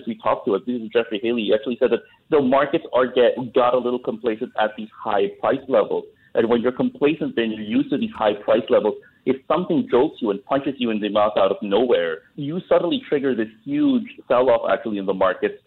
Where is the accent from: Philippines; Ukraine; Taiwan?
Philippines; as a Filipino